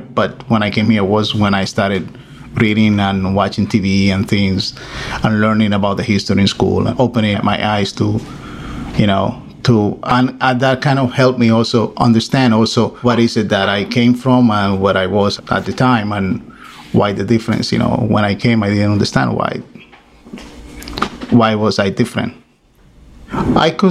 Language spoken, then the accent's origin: English; Dominican Republic; moved away as an adult; now in Valley Stream, United States; I'm from the Dominican Republic, and I live in Valley Stream. I came to the U.S. in 1986 to study abroad